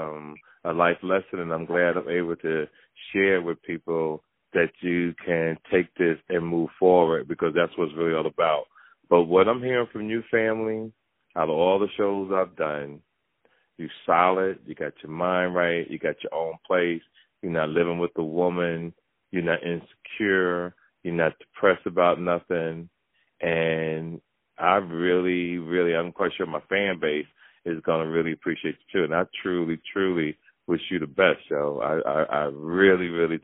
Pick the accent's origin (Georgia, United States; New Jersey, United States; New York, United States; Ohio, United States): New Jersey, United States; Jersey City; I grew up in Jersey City.